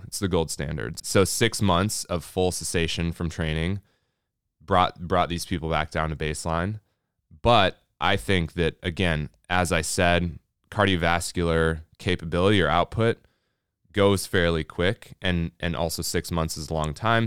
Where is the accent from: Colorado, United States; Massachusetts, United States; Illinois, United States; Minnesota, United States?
Minnesota, United States; We're from Minnesota